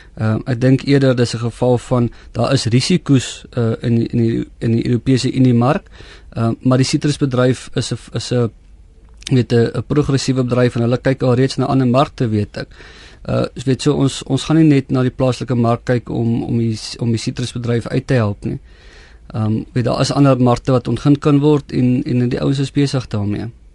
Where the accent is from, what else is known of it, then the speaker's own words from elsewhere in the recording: South Africa; ons as Suid-Afrikaners